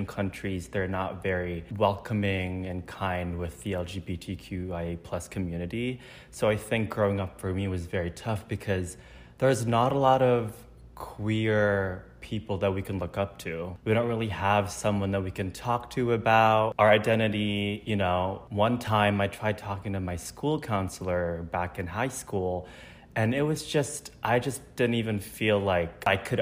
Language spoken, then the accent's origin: English; Indonesia; moved away as an adult; now in Chicago, United States; I'm originally born and raised in Indonesia. And then I moved to Chicago in 2017 for college